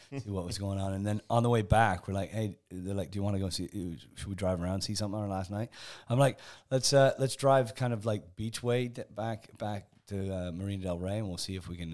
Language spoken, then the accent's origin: English; Canada; moved away as an adult; also born or lived in England / Spain; now in United Kingdom; I was born in England, kind of grew up in Canada, spent 20 years in Spain, and then uh, got sucked back into the UK by by Discovery Channel.